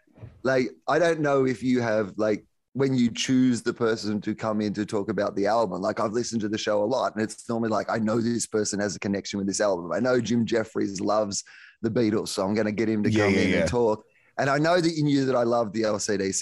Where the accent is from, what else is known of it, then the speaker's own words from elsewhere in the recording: Australia; as an Australian